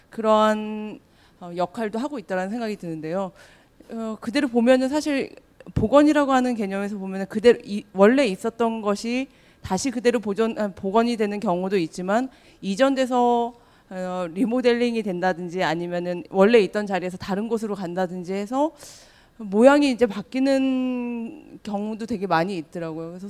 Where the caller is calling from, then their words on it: Bundang, Gyeonggi Province, South Korea; 분당에서 왔습니다.